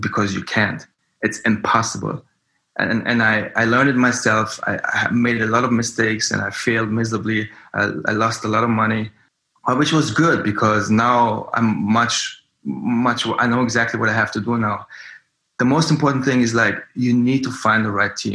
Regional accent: Germany; moved away as an adult; also born or lived in Frankfurt / Berlin; now in New York, United States; I come from Germany and I grew up there.

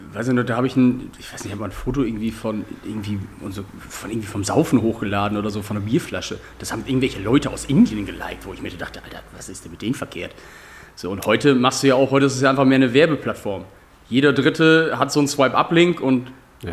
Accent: Georgsmarienhütte, Lower Saxony, Germany; ich komme aus Georgs Marienhütte

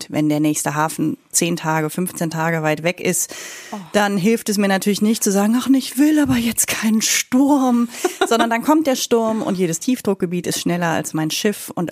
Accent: Germany; als Deutsche ganz besonders.

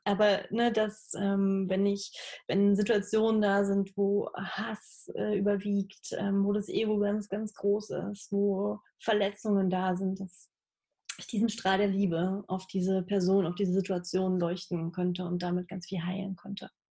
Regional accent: Halle, Saxony-Anhalt, Germany; moved away as an adult; also born or lived in Berlin; now in Leipzig, Germany; Ich bin äh, in Halle aufgewachsen, also in der Nähe von Leipzig äh, in Ostdeutschland

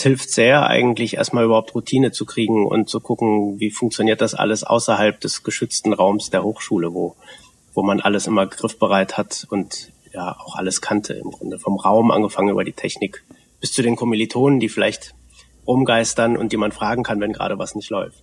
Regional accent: Westphalia / Lippe, North Rhine-Westphalia, Germany; moved away as an adult; also born or lived in Detmold; now in Leipzig, Germany; wir kommen beide aus Westfalen beziehungsweise Lippe

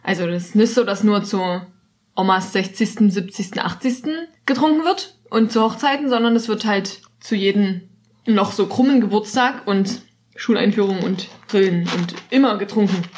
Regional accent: Dresden, Saxony, Germany; Ich komme ja aus Dresden

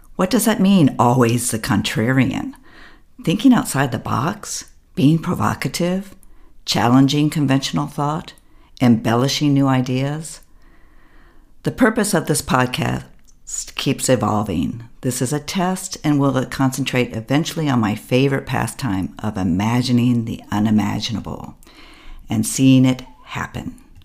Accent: United States; moved away as an adult; now in Berlin, Germany; an American abroad

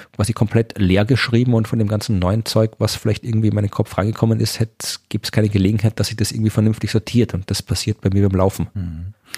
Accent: Austria; moved away as an adult; also born or lived in Jena, Thuringia, Germany; ich bin zwar in Österreich geboren, ich bin österreichischer Staatsbürger und so, also ich habe meinen bevor ich nach Deutschland übersiedelt bin, nach meinem Studium, auch mein ganzes Leben davor in Österreich verbracht

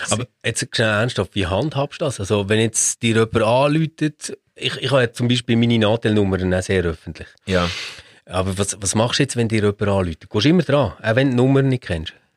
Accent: Switzerland; bei uns in der Schweiz

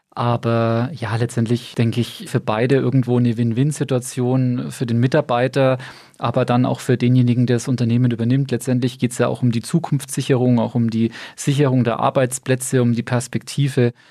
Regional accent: Bamberg, Bavaria, Germany; also born or lived in Stuttgart; gebürtiger Bamberger, verheiratet und Vater dreier Kinder. Ja, und mein Werdegang ist eigentlich auch sehr überschaubar. Bin hier in Bamberg zur Schule gegangen

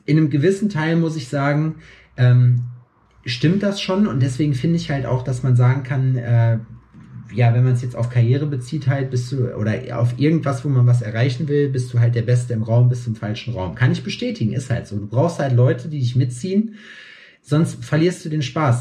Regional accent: Germany; now in Jena, Germany; bei mir in meiner Heimat in Scheiksmühle

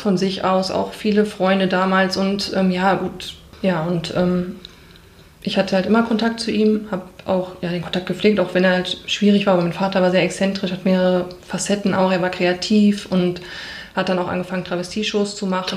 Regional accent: Bochum, North Rhine-Westphalia, Germany; ich bin also in Wattenscheid aufgewachsen

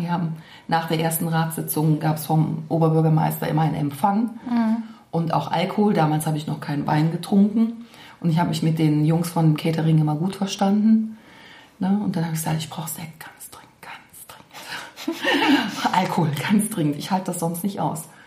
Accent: Cologne, North Rhine-Westphalia, Germany; ich bin hier in Zollstock groß geworden

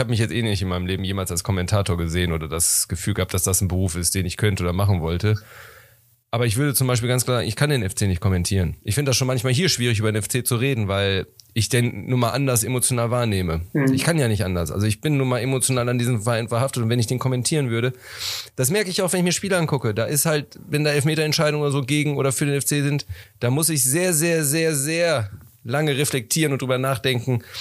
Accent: Netherlands; German is a second language; bin Holländer.

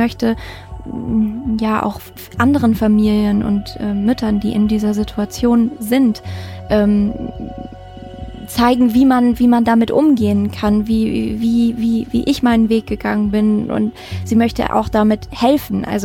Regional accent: Mettmann, North Rhine-Westphalia, Germany; Ja, wir sind äh, in meiner alten Heimat im äh, Mettmann tatsächlich auf äh, dem Halbeshof.

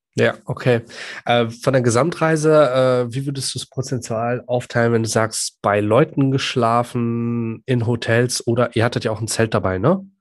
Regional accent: Iraq; now in Germany; Ich komme ja gebürtig aus dem Irak.

